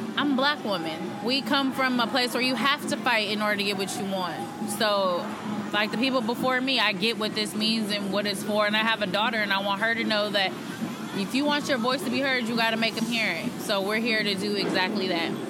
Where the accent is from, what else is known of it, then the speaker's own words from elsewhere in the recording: Oakland, California, United States; I was born and raised in Oakland